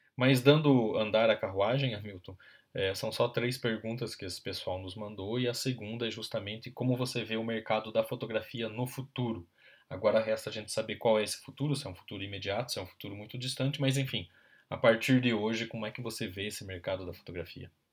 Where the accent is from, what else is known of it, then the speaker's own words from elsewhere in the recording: interior of Paraná, Brazil; also born or lived in Ponta Grossa; now in Curitiba, Brazil; eu sou paranaense, nascido no interior do estado